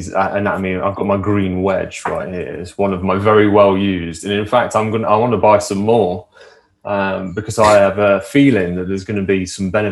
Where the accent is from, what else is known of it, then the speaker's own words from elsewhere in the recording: Nottingham / Derbyshire, East Midlands, United Kingdom; Seeing as I'm from Nottingham in Derbyshire